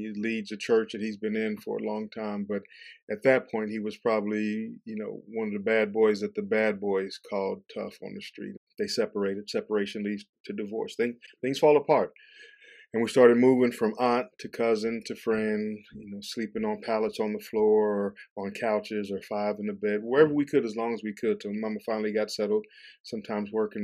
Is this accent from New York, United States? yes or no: no; Atlanta, Georgia, United States; moved away as an adult; also born or lived in St. Louis, Missouri / Kentucky; I grew up in Atlanta, Georgia, and St. Louis, Missouri. So a lot of moving around, a lot of transition